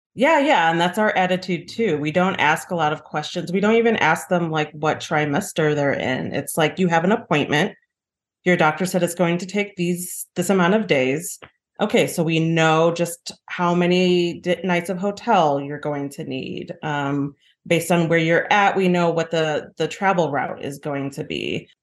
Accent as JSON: {"language": "English", "town": "Chicago", "region": "Illinois", "country": "United States", "tie": "born or raised there", "said": "I grew up in Rogers Park. It's, you know, very diverse, it's very black and brown"}